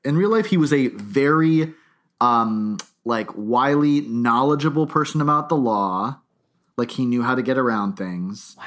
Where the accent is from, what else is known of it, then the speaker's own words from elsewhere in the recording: New Hampshire, United States; I grew up, I grew up in New Hampshire nearby